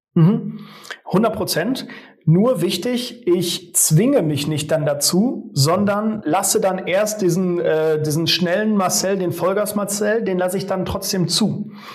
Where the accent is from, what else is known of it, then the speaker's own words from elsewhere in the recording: Sauerland, North Rhine-Westphalia, Germany; moved away as an adult; also born or lived in Cologne / Neuenrade; in Sauerland, meine Heimat, von Köln wieder zurück